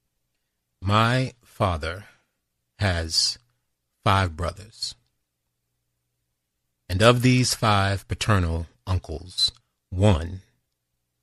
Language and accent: English; Washington, District of Columbia, United States; the neighboring District of Columbia. That's my hometown